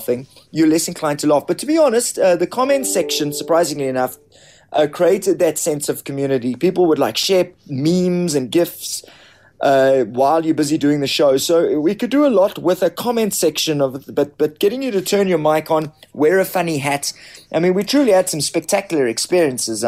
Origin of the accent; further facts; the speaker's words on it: South Africa; as a white South African, as a middle-class South African, as a South African